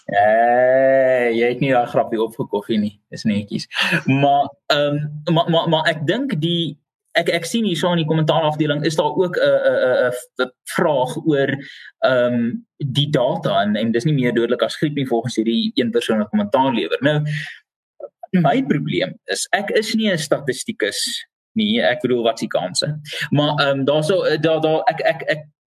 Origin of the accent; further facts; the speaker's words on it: South Africa; vir my as Suid-Afrikaner